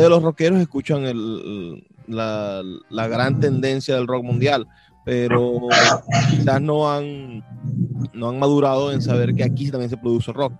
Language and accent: Spanish; Venezuela; somos venezolanos